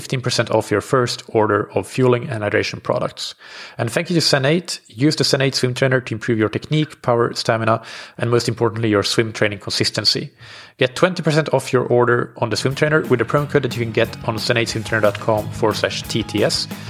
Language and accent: English; Finland; growing up in Finland